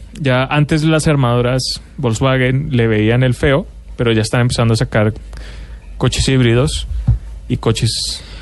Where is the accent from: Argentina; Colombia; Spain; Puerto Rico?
Colombia; moved away as an adult; also born or lived in Mexico; como colombiano que ha vivido en México